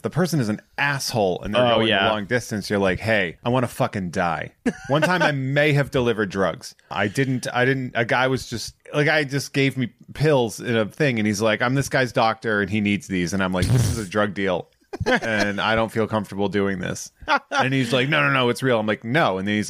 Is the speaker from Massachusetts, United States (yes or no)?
yes; Boston, Massachusetts, United States; Growing up in the Boston area